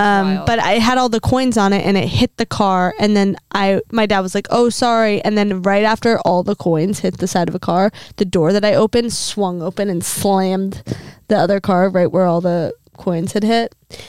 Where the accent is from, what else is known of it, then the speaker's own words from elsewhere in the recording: Virginia, United States; also born or lived in Louisiana; I moved from Louisiana to Virginia in the middle of second grade.